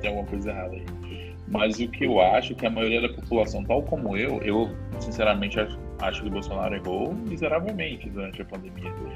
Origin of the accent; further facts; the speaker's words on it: Brazil; como brasileiro